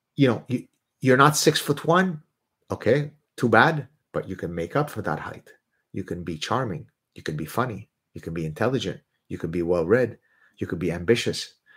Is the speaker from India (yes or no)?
no; Lebanon; first language Arabic; English is a second language; moved away; I'm Lebanese Jewish, but I'm Lebanese. That's where I'm born